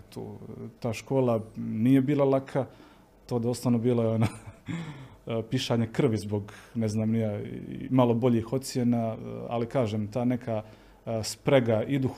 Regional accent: Herzegovina, Bosnia & Herzegovina; Onda odeš u Bosnu, prvi put osjetiš onaj pravi snijeg, i vidiš kako ti ljudi razmišljaju, da ipak nije to kod nas u Hercegovini

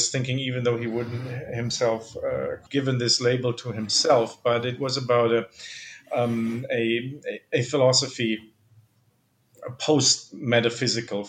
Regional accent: Germany; accent: German; English is a second language; moved away; I'm originally from Germany, as you can probably tell, both from my name and my accent.

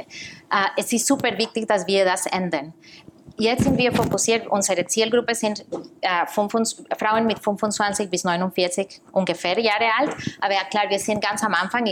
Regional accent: Costa Rica; German is a second language; moved away as an adult; also born or lived in New York; now in Germany; Ich komme aus Costa Rica

